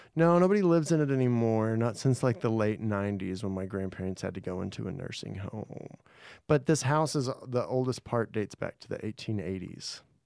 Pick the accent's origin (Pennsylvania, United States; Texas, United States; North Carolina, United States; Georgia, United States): Texas, United States; Mineral Wells; moved away as an adult; also born or lived in Cisco, Texas; now in Los Angeles, United States; in this little town called Mineral Wells. It's out west of Fort Worth, like, an hour and a half